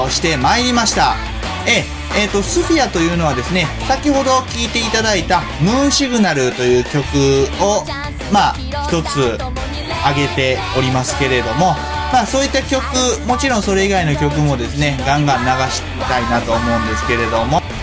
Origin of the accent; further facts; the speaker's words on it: Kansai, Japan; 僕何を隠そう、全然隠してない関西人